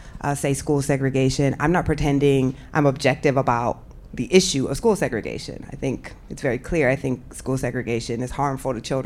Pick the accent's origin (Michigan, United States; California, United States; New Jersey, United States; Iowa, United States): Iowa, United States; I'm from Iowa, but any place where there's a significant number of black people, somehow they managed to segregate us. So I lived on the black side of town